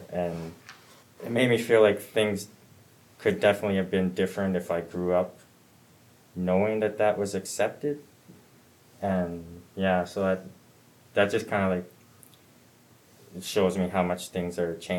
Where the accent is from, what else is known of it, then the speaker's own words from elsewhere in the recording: Saskatoon, Saskatchewan, Canada; when I grew up in Confed Park and in the 90s.